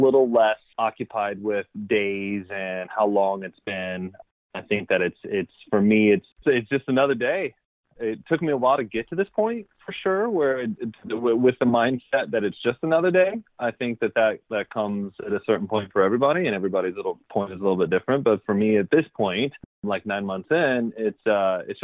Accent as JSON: {"language": "English", "town": "Fayetteville", "region": "North Carolina", "country": "United States", "tie": "born or raised there", "moved": "as an adult", "lives_now": "San Diego, United States", "said": "I'm originally from Fayetteville, North Carolina. I was born on the East Coast, spent some time there until I was about 22 to 23 years old."}